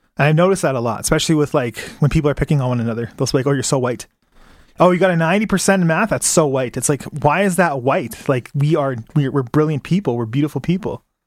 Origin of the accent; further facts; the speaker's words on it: Calgary, Alberta, Canada; I was born in Calgary.